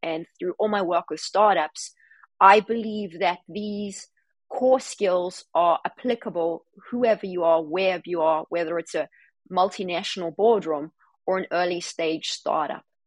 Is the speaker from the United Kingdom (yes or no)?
no; South Africa; moved away; I grew up in South Africa, very difficult circumstances